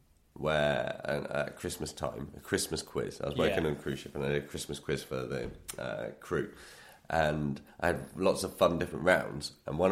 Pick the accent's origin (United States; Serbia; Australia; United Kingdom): United Kingdom; England; But there's a pub in my hometown. There's lots of pubs in England, isn't there, that say innkeeping with tradition.